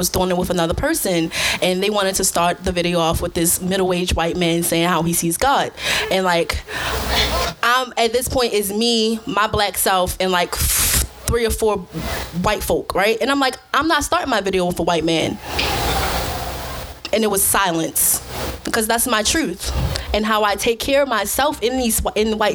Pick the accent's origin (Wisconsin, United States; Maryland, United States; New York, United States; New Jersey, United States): Maryland, United States; Baltimore; I'm from Baltimore